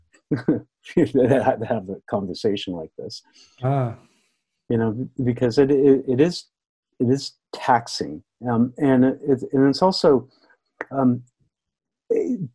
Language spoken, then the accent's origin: English; United States; I'm American